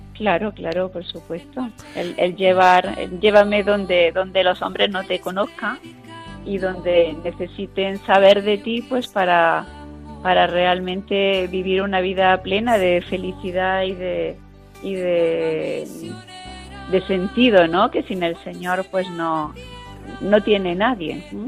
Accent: Chauchina, Andalusia, Spain; yo soy eh, granadina y tuve la, la, dicha de, que las misioneras de las doctrinas rurales pudieran trabajar en mi pueblo natal y que es Chauchina

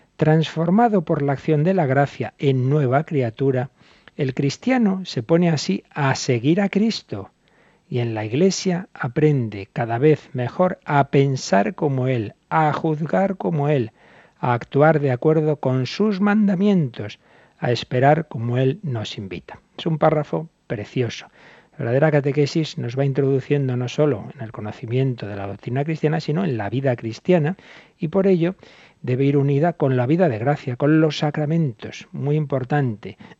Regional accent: Spain

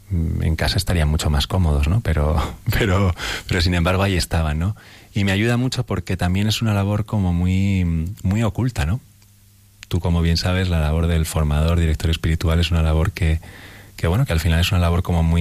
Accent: Madrid, Community of Madrid, Spain; llevar a, pues a, mi pueblo, ¿no? a ese pequeño barrio joven ¿no? de, de Carabanchel.

